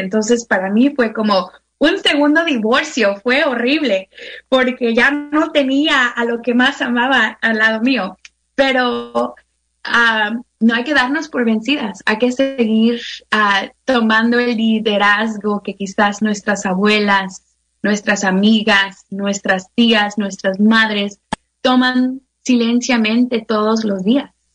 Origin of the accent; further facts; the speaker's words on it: Mexico; now in United States; yo me acuerdo creciendo en México